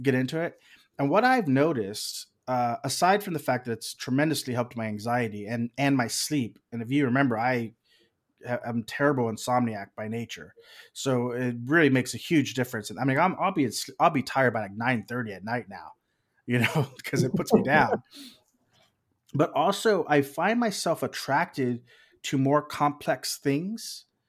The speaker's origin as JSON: {"language": "English", "region": "South Texas", "country": "United States", "also_born_or_lived": "Austin, Texas", "moved": "as an adult", "lives_now": "Los Angeles, United States", "said": "I'm originally from South Texas."}